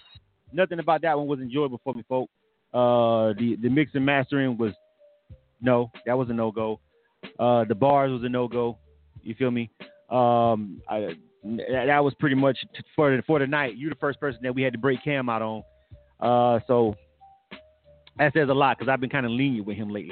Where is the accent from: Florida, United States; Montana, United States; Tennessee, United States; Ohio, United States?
Florida, United States; I'm from Florida